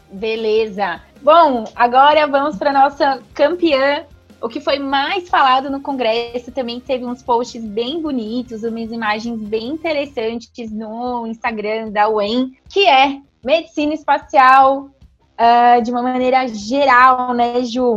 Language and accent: Portuguese; Brazil; a gente é, brasileiro